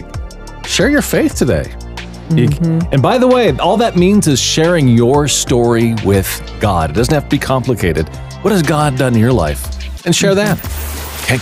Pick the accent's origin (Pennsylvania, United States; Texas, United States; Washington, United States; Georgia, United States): Washington, United States; Seattle; moved away; also born or lived in the South; I grew up in Seattle, Washington